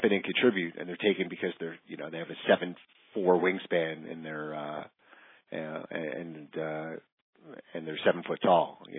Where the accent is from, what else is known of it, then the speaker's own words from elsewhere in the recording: New Jersey, United States; people we grew up with in New Jersey.